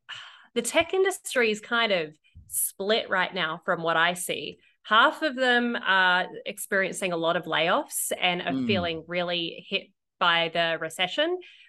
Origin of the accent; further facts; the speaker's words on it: Australia; moved away; As an Aussie